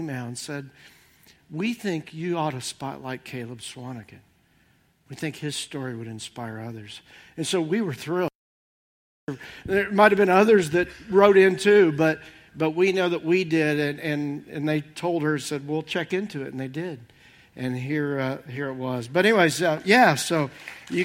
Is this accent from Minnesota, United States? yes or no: no; Indiana, United States; moved away; also born or lived in Ohio; I'm originally from Indiana, and then Ohio